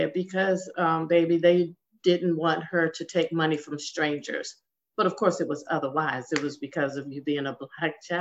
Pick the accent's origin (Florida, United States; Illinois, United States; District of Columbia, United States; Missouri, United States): District of Columbia, United States; Washington; I was born and raised in Washington, D.C.